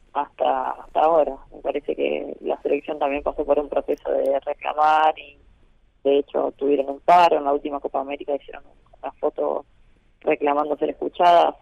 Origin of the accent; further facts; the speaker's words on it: Argentina; como argentina